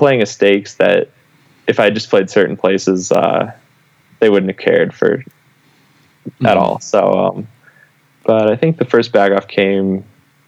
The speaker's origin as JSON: {"language": "English", "region": "Midwest", "country": "United States", "tie": "born or raised there", "said": "I grew up in the Midwest, or I was living in the Midwest."}